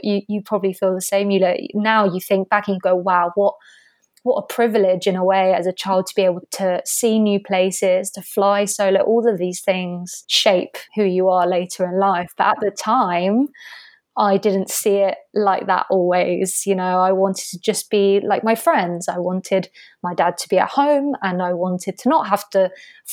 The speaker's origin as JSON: {"language": "English", "town": "Albir", "region": "Valencian Community", "country": "Spain", "tie": "born or raised there", "also_born_or_lived": "Canary Islands", "said": "I grew up in southeastern Spain in a little village called Albir. It's about a 45-minute drive from Alicante in Spain."}